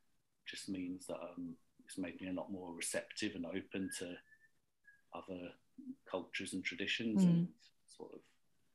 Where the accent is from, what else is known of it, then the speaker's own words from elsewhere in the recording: Wolverhampton, West Midlands, United Kingdom; born there; I was born in the East Midlands, Wolverhampton.